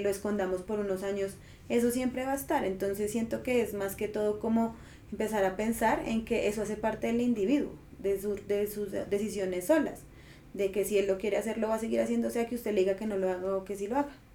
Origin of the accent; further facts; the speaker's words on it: Colombia; como sociedad colombiana sí o sí tenemos